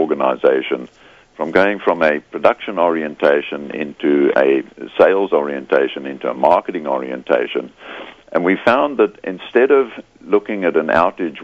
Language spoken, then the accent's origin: English; South Africa; moved away as an adult; also born or lived in Scotland (parents) / United Kingdom (Hull); now in Australia; Born in South Africa to Scottish parents, but I'm now an Australian, so if my accent catches you, that's where I'm from.